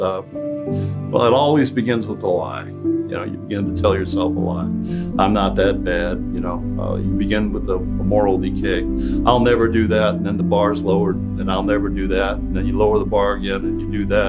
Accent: southeast rural Ohio, United States; moved away as an adult; now in Detroit, United States; I was born from an intact family in southeast rural Ohio. We didn't have any much. I went to the service. I came back

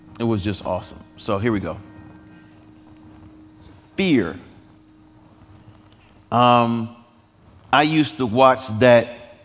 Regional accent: Detroit, Michigan, United States; now in Nashville, United States; I grew up in Detroit's inner city

